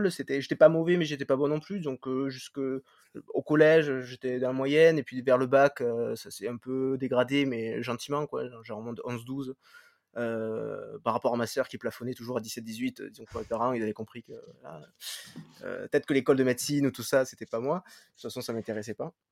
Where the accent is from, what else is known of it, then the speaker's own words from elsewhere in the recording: Béziers, Occitania, France; à la base, je viens, je viens de Béziers, côté de Montpellier.